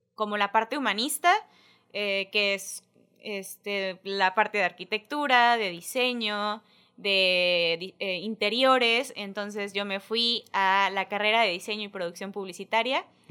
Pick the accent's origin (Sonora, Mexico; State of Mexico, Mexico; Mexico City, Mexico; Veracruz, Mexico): Veracruz, Mexico; Isla; yo nací en Veracruz, este, Jarocha por nombre, pero isleña de corazón nací y me vine para acá, este, pues ahora sí que desde mis primeros días, isleña, isleña, este, estuve todo kinder, primaria, secundaria